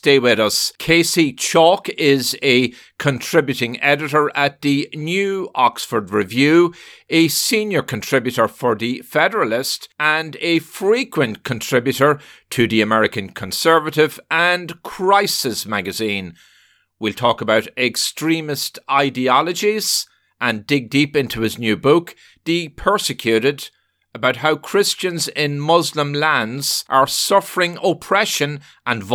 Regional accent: Ireland; now in New York metropolitan area, United States; I grew up in Ireland

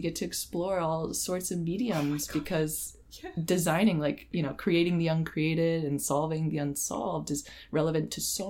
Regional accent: North Carolina, United States; now in Miami, United States; So I was born in North Carolina to a logistics manager and a data analyst.

